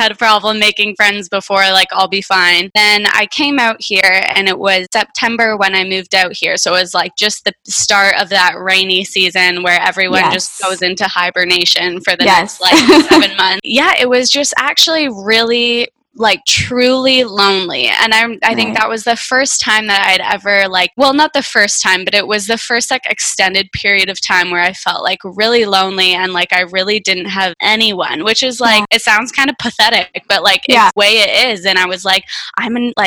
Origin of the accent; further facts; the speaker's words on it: Ontario, Canada; moved away as an adult; also born or lived in Toronto / Thailand; now in Vancouver, Canada; I grew up in Ontario on a farm in the middle of nowhere.